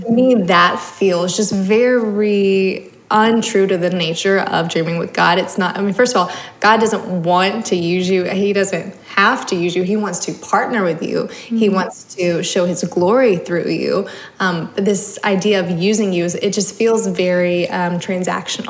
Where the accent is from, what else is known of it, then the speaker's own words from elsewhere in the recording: the South, United States; Growing up in the South, in the Bible Belt